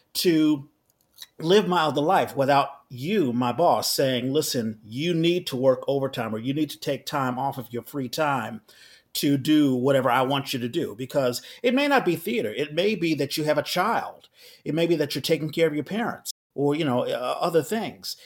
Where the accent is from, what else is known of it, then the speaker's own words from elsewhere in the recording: Washington, District of Columbia, United States; moved away as an adult; also born or lived in New York City; now in San Francisco Bay Area, United States; I live in the Bay Area, but I'm originally from Washington D.C.